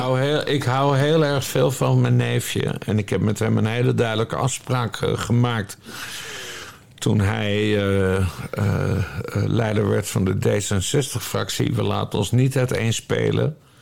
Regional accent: Friesland, Netherlands; ik kom uit Friesland

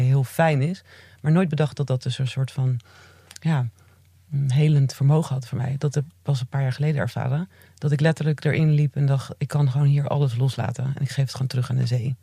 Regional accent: Zeeland, Netherlands; ik ben in Zeeland opgegroeid.

